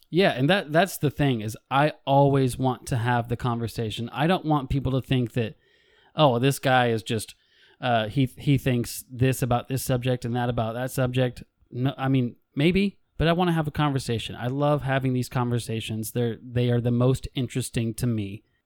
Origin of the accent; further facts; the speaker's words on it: United States; I'm a white male American. I'm an American